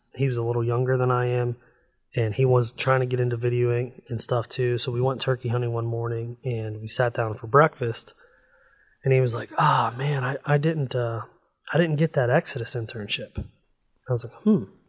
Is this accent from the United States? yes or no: yes; Northeast Ohio, United States; I grew up in Northeast Ohio, and I'm so close to Pennsylvania that, like, my, the elementary school that I went to is actually in Pennsylvania.